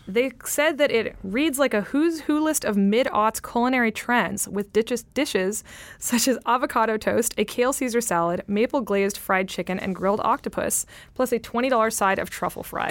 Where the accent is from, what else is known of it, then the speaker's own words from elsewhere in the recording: California, United States; I'm from California